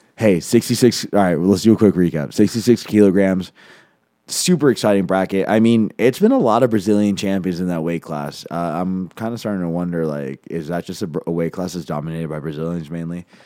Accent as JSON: {"language": "English", "country": "Venezuela", "moved": "yes", "lives_now": "Denver, United States", "said": "I'm from Venezuela"}